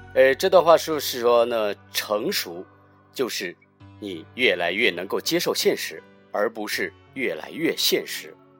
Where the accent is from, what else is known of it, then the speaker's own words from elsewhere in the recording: Northeast China, China; moved away as an adult; also born or lived in Tokyo, Japan; now in Japan; 我从小出生在中国的东北陆地的我，呃，似乎注定只能成为大山的儿子，一直到大学毕业都未能见过大海